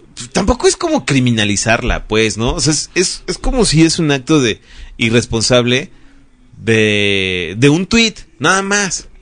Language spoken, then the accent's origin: Spanish; Mexico City, Mexico; hemos sido esa chilanga